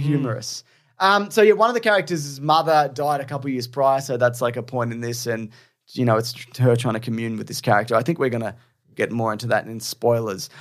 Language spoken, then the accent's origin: English; Australia; being Australian